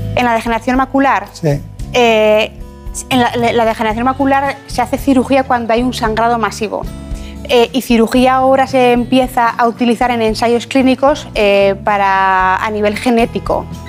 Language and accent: Spanish; Ejea de los Caballeros, Aragon, Spain; also born or lived in Zaragoza; yo nací en Zaragoza, pero soy de un pueblo que se llama Ejea de los Caballeros